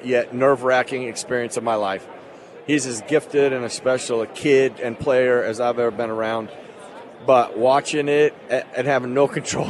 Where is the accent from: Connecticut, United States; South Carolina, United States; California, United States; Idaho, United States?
Idaho, United States; moved away; I'm from Idaho